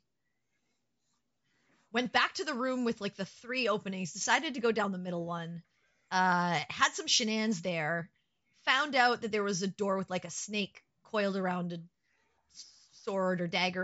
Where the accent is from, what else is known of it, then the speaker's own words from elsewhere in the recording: Canada; I'm a Canadian